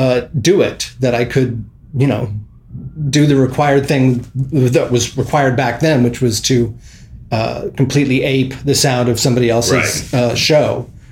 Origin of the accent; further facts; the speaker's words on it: Philadelphia, Pennsylvania, United States; moved away; I am from Philadelphia. I like to say West Philadelphia